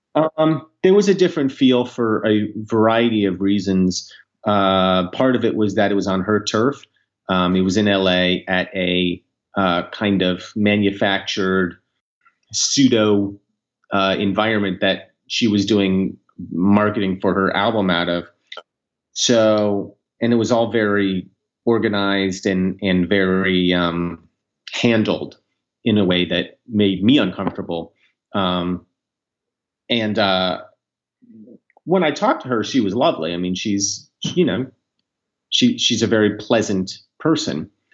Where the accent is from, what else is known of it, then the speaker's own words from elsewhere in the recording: United States; as an American, but also as a Jew